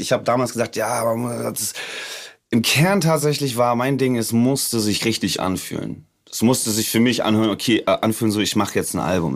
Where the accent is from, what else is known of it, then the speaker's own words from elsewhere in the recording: suburb of Hamburg, Germany; das, wo ich her bin. Also das ist äh, Vorort von Hamburg